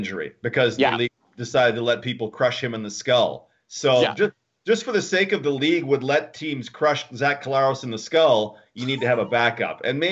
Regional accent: Alberta, Canada; moved away; also born or lived in Winnipeg, Manitoba; I grew up in Alberta, and yes, I'm from Winnipeg

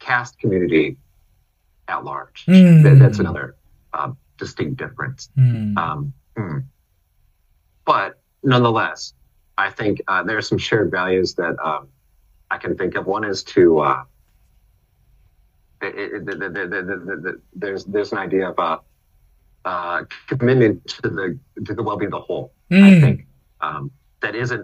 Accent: United States; now in India; I'm from America.

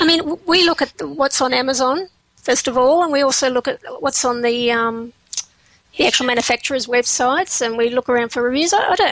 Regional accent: Canberra, Australian Capital Territory, Australia; But we're actually from Canberra. We're not from Perth.

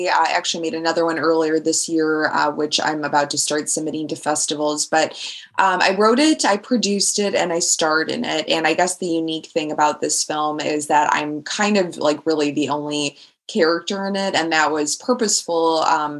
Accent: Chicago, Illinois, United States; now in London, United Kingdom; growing up in Chicago

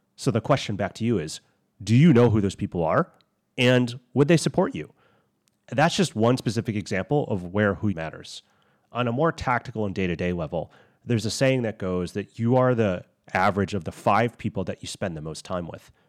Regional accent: United States; I'm Chinese American

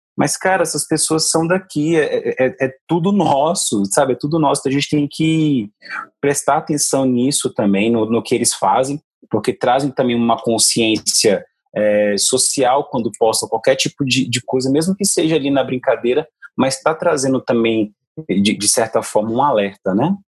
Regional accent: Ceilândia, Federal District, Brazil; eu sou da Ceilândia

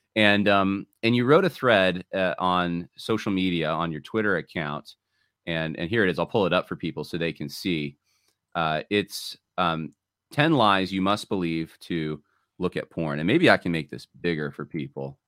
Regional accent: New York, United States; my, my parents are from California, but I grew up in the Northeast. I grew up in New York

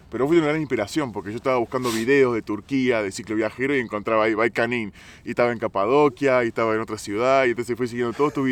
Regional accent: Argentina; moved away as an adult; also born or lived in Italy; now in Georgia; soy argentino.

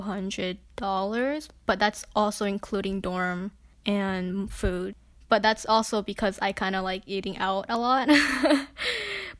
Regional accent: New York, United States; I'm from the city, I'm from New York

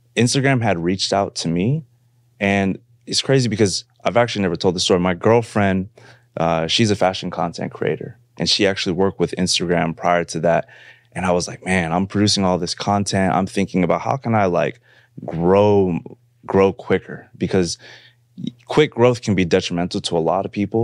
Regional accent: San Francisco, California, United States; I grew up in, uh, the Bay Area. I'm from San Francisco, California.

